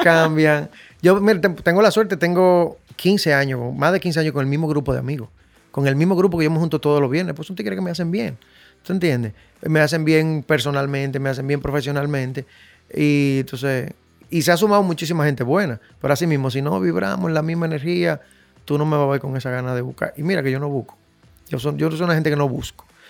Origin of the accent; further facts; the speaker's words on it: Dominican Republic; Yo me crié en Invivienda por la Chale de Gol